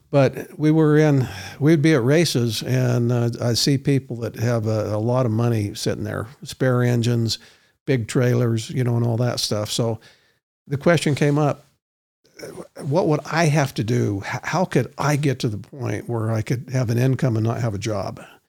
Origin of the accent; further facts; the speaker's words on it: Roy, Utah, United States; I grew up in Roy, not that Roy's a bad place